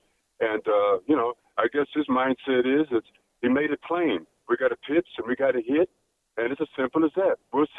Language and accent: English; Bay Area, California, United States; I'm from the Bay Area